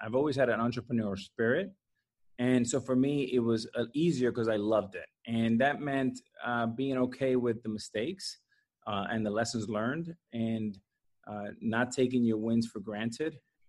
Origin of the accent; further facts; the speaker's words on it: Miami, Florida, United States; moved away as an adult; also born or lived in Seattle; I came straight from Miami in high school to Seattle as an 18-year-old.